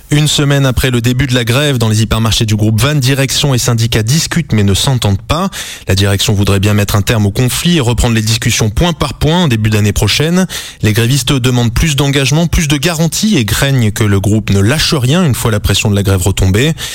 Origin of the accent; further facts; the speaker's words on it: French Polynesia; chez nous en Polynésie